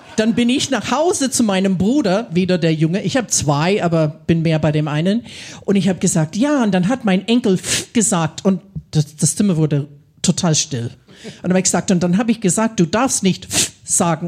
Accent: Midwest, Ohio, United States; first language English; German is a second language; moved away as an adult; also born or lived in Franconia, Germany; now in Germany; ich komme aus den USA, aus dem Mittleren Westen in Ohio

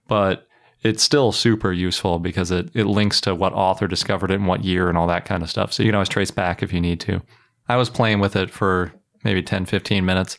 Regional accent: Wisconsin, United States; the University of Wisconsin at Madison, my home state.

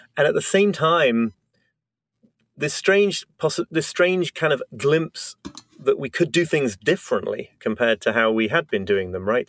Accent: United Kingdom; now in New York, United States; I'm British, but live

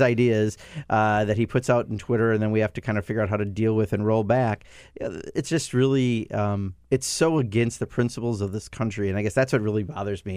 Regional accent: Wisconsin, United States; This is a deindustrialized part of Wisconsin. My hometown, fourteen thousand people used to make cars.

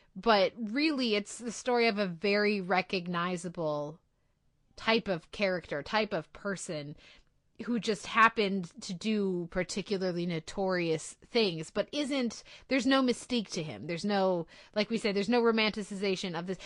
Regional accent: United States; being an American viewer of T V

